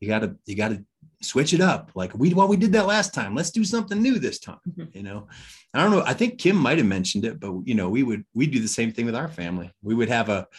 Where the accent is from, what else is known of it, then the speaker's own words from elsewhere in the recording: Detroit, Michigan, United States; moved away; I'm from Detroit, Michigan, originally